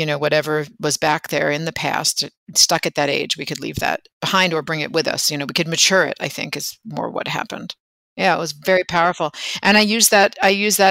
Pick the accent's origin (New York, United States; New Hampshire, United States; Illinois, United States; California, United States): New York, United States; near the New Jersey border; I grew up in New York, just over in the New Jersey border